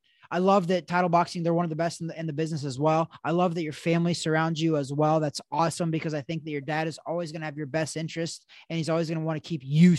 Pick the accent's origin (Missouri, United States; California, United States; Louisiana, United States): Missouri, United States; I actually was born and raised in Missouri, which is where Title Boxing headquarters is at.